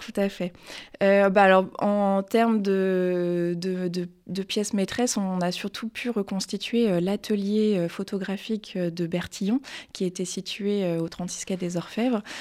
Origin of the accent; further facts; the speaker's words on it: Le Mans, Pays de la Loire, France; moved away as an adult; also born or lived in Tours / Paris; j'ai commencé mes études loin de Paris, plutôt en, province, donc en Sarthe. Euh, je suis née au Mans